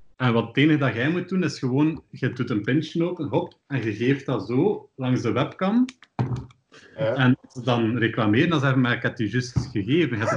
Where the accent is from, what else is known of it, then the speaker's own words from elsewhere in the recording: Ghent, Flanders, Belgium; ik ben opgegroeid in Sint-Kruiswinkel. En dat is iets waar de meeste mensen nog nooit van gehoord hebben. Dat is de meest noordelijke deelgemeente van Gent.